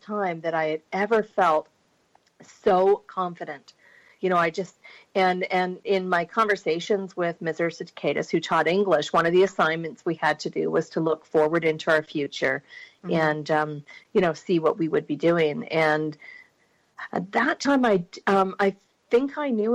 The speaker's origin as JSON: {"language": "English", "town": "Burlington", "region": "Ontario", "country": "Canada", "tie": "born or raised there", "said": "I grew up in Ontario, just outside Toronto, Burlington"}